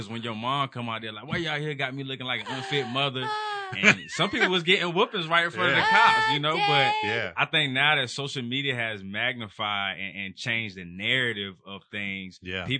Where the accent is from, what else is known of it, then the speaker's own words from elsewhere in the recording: the South, United States; when I'm from the South